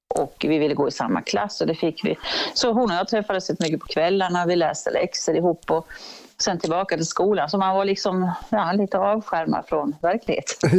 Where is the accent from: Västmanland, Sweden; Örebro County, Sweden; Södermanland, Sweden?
Örebro County, Sweden; Örebro; jag är ju från Örebro och eh, ja, den trakten